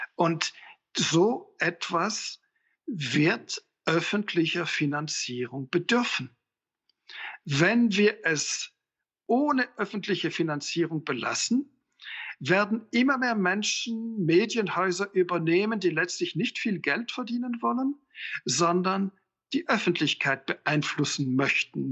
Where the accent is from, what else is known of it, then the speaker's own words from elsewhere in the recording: Switzerland; als Schweizer